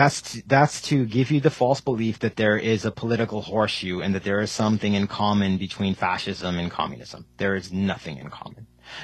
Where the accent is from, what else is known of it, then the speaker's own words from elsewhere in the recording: Canada; I was born in Canada, but my parents are from India